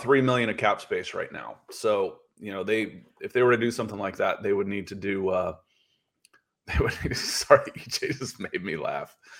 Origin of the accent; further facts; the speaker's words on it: Akron, Ohio, United States; I was born in Akron, Ohio